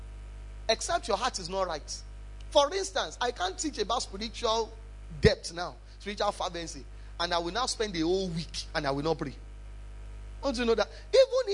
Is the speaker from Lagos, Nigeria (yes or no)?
no; Ibadan, Oyo, Nigeria; I come from Ibadan